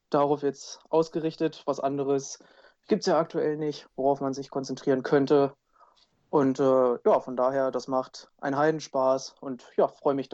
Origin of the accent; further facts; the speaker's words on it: Wolfsburg, Lower Saxony, Germany; ich komme aus Wolfsburg, starte auch für den VfL Wolfsburg in der zweiten Triathlon-Bundesliga Nord.